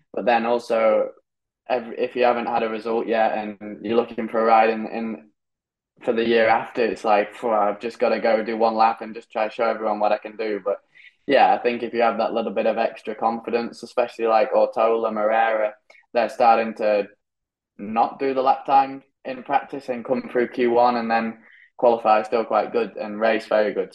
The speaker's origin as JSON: {"language": "English", "country": "United Kingdom", "moved": "yes", "lives_now": "Spain", "said": "I'm British. I haven't had the same upbringing as the rest of them"}